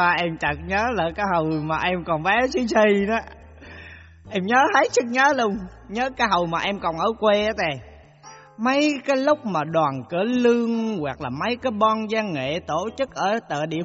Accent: Quang Nam, Vietnam; Dạ em là người sinh ra và lớn lên ở xứ Quảng Ê

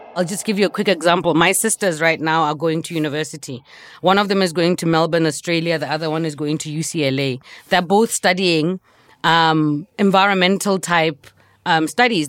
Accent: Gaborone, South-East District, Botswana; I grew up in Gaborone

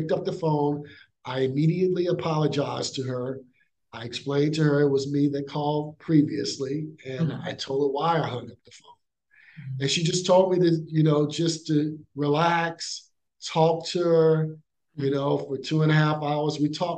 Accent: Baton Rouge, Louisiana, United States; I grew up in Baton Rouge, Louisiana

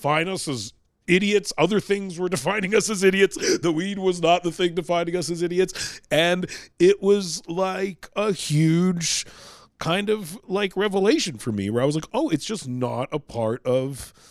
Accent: Vancouver, British Columbia, Canada; I'm from Vancouver, British Columbia.

